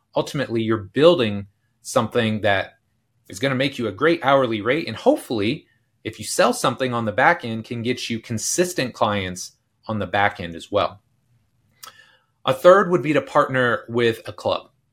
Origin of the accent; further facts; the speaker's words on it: Delaware County, Indiana, United States; I grew up in Delaware County, which is about an hour north of here